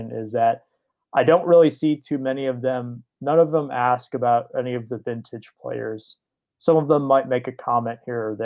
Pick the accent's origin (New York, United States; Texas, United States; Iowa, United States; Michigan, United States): Michigan, United States; Detroit; I grew up in the Detroit area